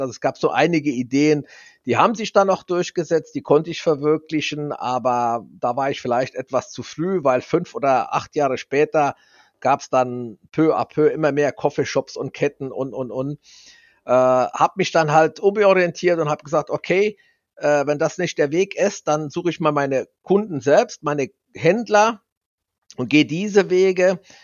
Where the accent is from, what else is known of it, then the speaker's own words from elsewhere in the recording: Saarland, Germany; wir sind ja Saarländer, typisch saarländisch